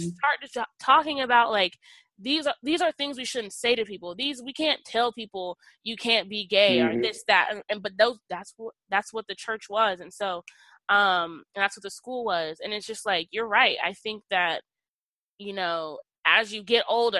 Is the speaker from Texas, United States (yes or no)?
yes; Texas, United States; now in Iowa, United States; I was raised in the Deep South, Texas